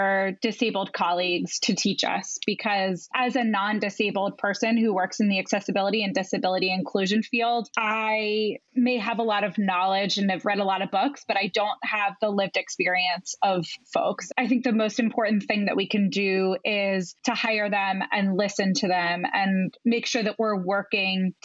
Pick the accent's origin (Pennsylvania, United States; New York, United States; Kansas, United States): Pennsylvania, United States; outside of Philadelphia; moved away; I grew up outside of Philadelphia